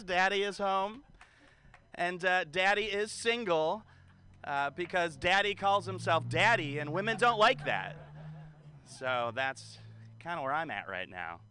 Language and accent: English; Detroit, Michigan, United States; now in San Francisco, United States; I'm originally from Detroit